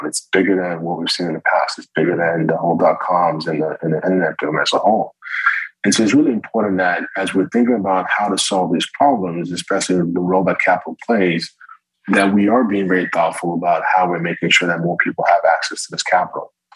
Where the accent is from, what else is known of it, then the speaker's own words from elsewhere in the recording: Morristown, New Jersey, United States; I was born in Morristown, New Jersey